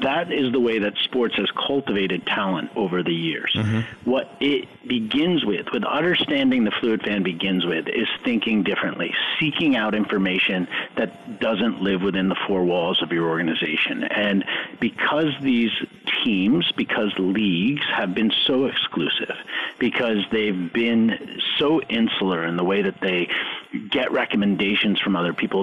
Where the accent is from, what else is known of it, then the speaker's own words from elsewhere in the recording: New York, United States; I grew up in New York